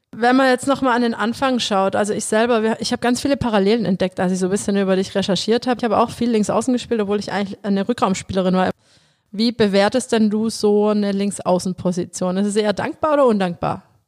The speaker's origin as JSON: {"language": "German", "town": "Metzingen", "region": "Baden-Württemberg", "country": "Germany", "said": "Mein Papa, der ist Abteilungsleiter geworden bei uns in Metzingen"}